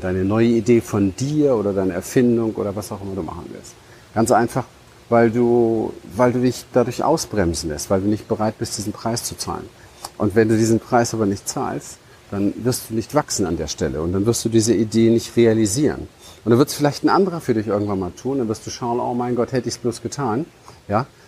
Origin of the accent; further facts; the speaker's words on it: Berlin, Germany; ich bin ja in Berlin im Hinterhof aufgewachsen